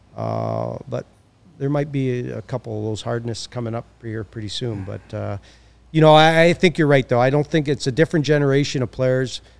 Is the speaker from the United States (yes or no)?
no; Hamilton, Ontario, Canada; I'm from Hamilton, which is just down the street.